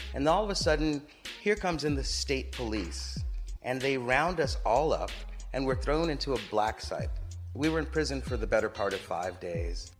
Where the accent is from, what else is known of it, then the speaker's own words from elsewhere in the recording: Los Angeles, California, United States; moved away as an adult; also born or lived in Harlem, New York; I grew up in Los Angeles, a very car driven culture